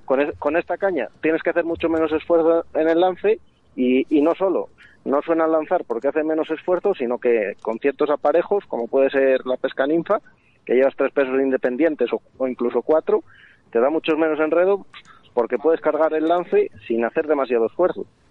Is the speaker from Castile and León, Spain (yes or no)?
yes; Castile and León, Spain; aquí en el Órbigo, de donde, de donde soy yo, vamos, de León